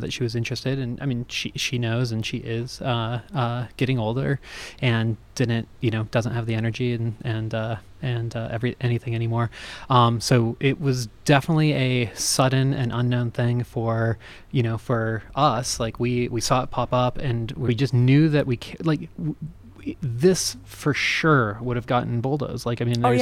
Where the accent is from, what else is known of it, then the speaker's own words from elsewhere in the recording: Denver, Colorado, United States; also born or lived in California; I was conceived and raised in Denver. I was born in California